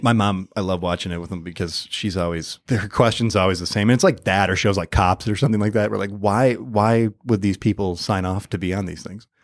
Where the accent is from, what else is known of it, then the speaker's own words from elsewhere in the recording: Michigan, United States; now in Los Angeles, United States; I'm from Michigan